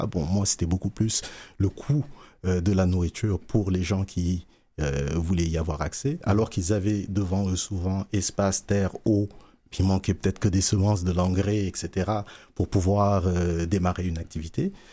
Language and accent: French; Dakar, Senegal; moved away as an adult; also born or lived in Sherbrooke, Quebec, Canada; now in Montreal, Canada; je suis né à Sherbrooke, j'ai grandi à Dakar.